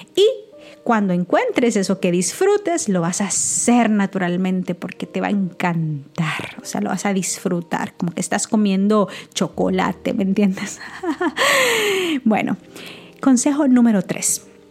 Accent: El Salvador; moved away; todavía estaba en mi país, en El Salvador

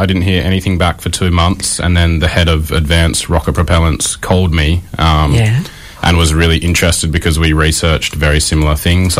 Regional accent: Albany, Western Australia, Australia; I grew up in Albany, just south of Perth

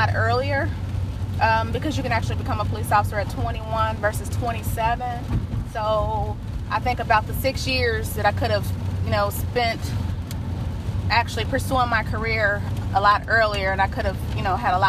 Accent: Cincinnati, Ohio, United States; I grew up in the Avondale area.

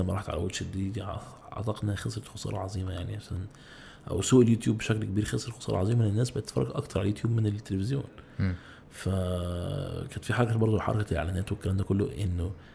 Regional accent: Egypt; احنا عندنا في مصر

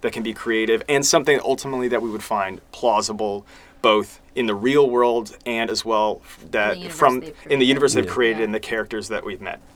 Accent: United States; we're from the United States here

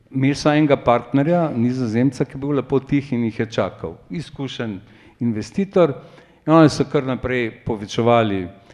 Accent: Slovenia

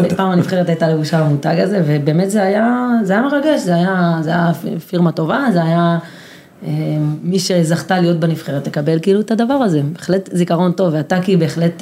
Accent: Kibbutz Gal'on, Southern District, Israel; אני גדלתי בקיבוץ שבו כולם שווים

